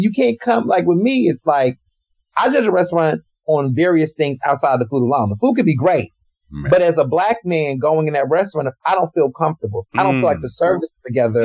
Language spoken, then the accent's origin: English; Houston, Texas, United States; moved away; also born or lived in Chicago, Illinois; I grew up in Houston, Texas